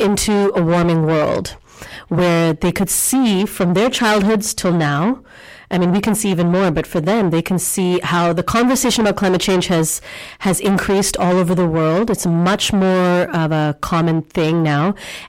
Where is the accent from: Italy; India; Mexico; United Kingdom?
India; born there; I was born in India also.